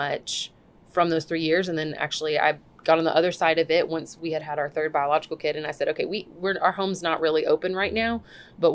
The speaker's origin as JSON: {"language": "English", "town": "Birmingham", "region": "Alabama", "country": "United States", "tie": "born or raised there", "moved": "as an adult", "lives_now": "Ukraine", "said": "I grew up in Birmingham, and first time I actually went to Ukraine, I was 12"}